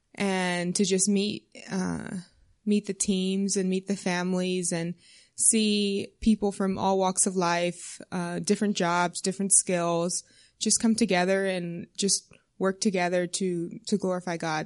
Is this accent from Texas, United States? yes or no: yes; South Texas, United States; moved away as an adult; also born or lived in Maryland; I'm from South Texas originally